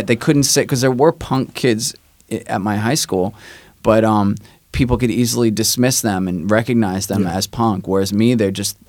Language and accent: English; New York City, New York, United States; also born or lived in Astoria, Queens; I grew up in Rockaway mostly, so when I moved to Astoria